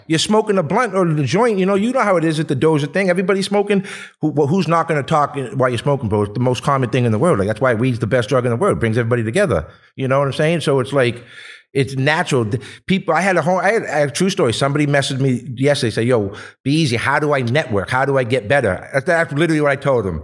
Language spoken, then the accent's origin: English; Boston, Massachusetts, United States; moved away as an adult; now in Los Angeles, United States; I was born and raised in Boston for thirty-eight years